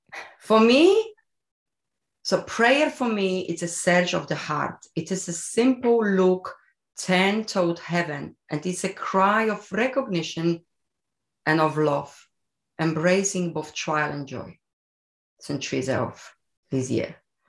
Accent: Poland; English is a second language; I am from Poland, yes.

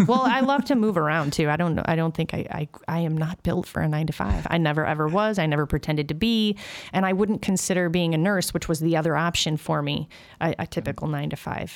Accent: Berwyn, Illinois, United States; also born or lived in Brookfield, Illinois; I grew up in Berwyn

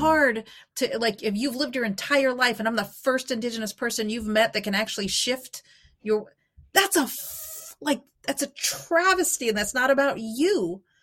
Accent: Albuquerque, New Mexico, United States; moved away as an adult; also born or lived in Eugene, Oregon; I grew up in Albuquerque, New Mexico

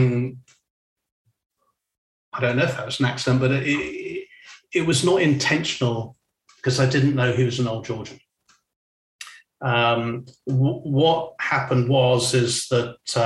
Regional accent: Weybridge, South East England, United Kingdom; moved away; also born or lived in China / Singapore / Switzerland; I'm from Weybridge.

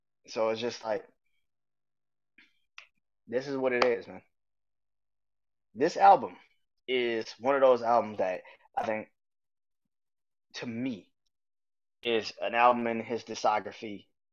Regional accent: New Orleans, Louisiana, United States; I remember growing up in New Orleans

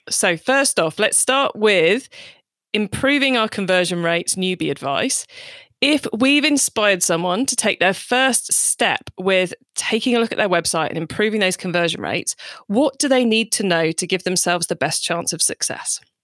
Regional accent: United Kingdom; we're both British

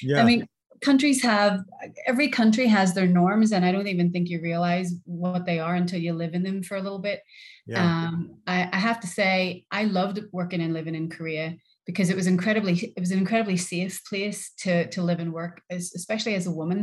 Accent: Northern Ireland, United Kingdom; moved away as an adult; also born or lived in Liverpool, England; I'm from Northern Ireland

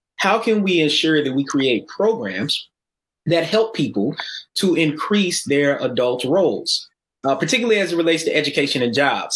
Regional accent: Atlanta, Georgia, United States; also born or lived in Tennessee; I grew up in Atlanta, and I'm originally from Tennessee

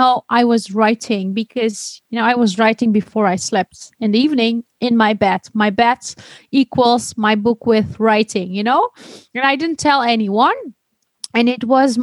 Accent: Netherlands; also born or lived in Istanbul, Turkey / Denmark; growing up in the Netherlands with the Christian and atheist vision

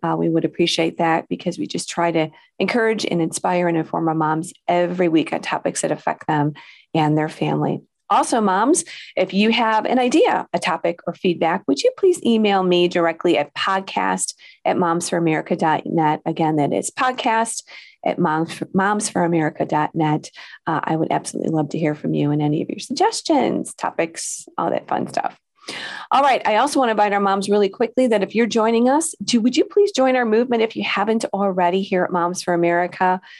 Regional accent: Illinois, United States; here in Illinois. That is my home state

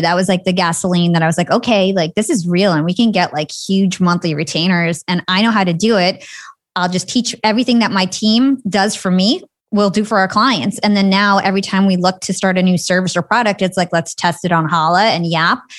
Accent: New Jersey, United States; So I am from New Jersey. I'm Palestinian. I grew up in, like, a middle-class town

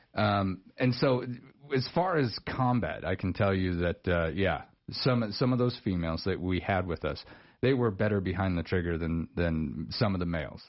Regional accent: Star Valley, Wyoming, United States; my old neck of the woods. I grew up over there in Star Valley

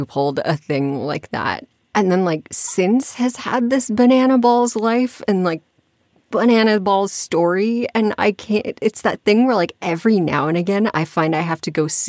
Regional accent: Scotland, United Kingdom; I'm from Scotland. So like anytime I hear a Scottish accent, my ears perk up.

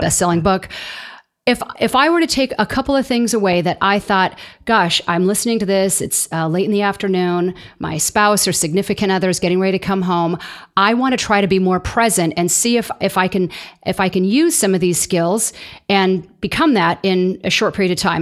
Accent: Southern California, United States; I'm from Southern California myself

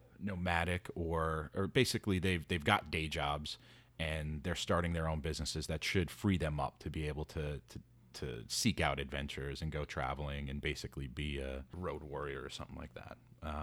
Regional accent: New York City, New York, United States; being a New Yorker, super foreign to me. Opening up my doors to have somebody just chill on my couch in a tiny New York City apartment.

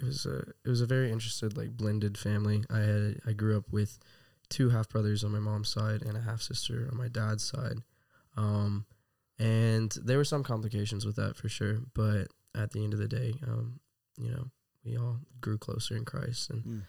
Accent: Texas, United States; also born or lived in Rockwall, Texas / Colorado / Austin; I am from all around Texas as well. I was born in Rockwall, Texas. I've moved around to Colorado for a little bit during elementary school. Lived in Austin for a little bit.

